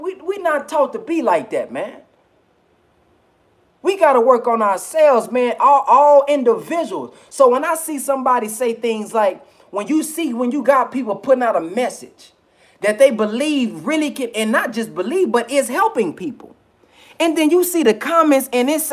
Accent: the South, United States; I'm from the South, so I say filth

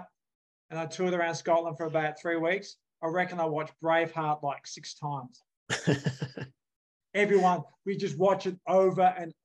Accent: Australia; now in United States; I grew up in Australia

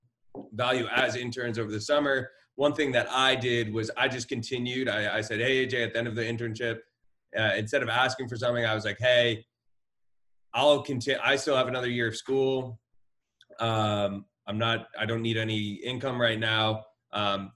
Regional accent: Ardsley, New York, United States; I grew up in Ardsley, New York. It's a small town, about one square mile.

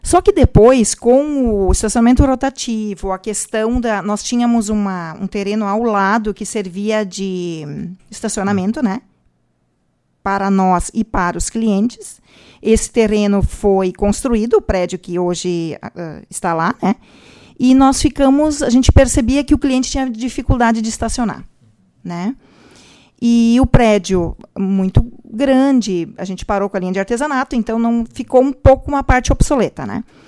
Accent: Vale do Taquari, Rio Grande do Sul, Brazil; also born or lived in Venâncio Aires; Nós somos do Vale do Taquari

